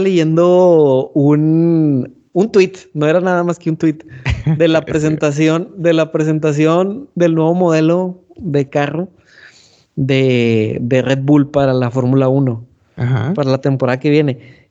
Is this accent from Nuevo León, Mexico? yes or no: yes; San Nicolás de los Garza, Nuevo León, Mexico; le agradezco a San Nicolás por haberme elegido como hijo suyo